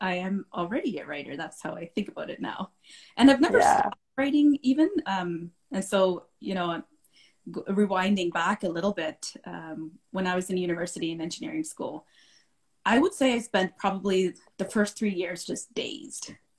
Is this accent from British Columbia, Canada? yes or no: no; Calgary, Alberta, Canada; also born or lived in India / Saudi Arabia; I'm a proud Calgarian. I've lived in this beautiful city since I was 15 years old. And prior to that, I was born in India, lived in India for a little bit, and then my family moved to Saudi Arabia.